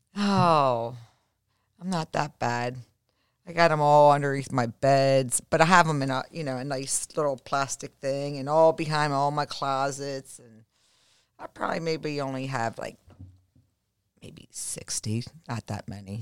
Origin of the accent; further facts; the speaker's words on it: Baltimore, Maryland, United States; now in Florida, United States; growing up in Baltimore, um, I mean, we were always out in the snow as kids. I mean, we were born and raised where, you know, we had the real true Four Seasons.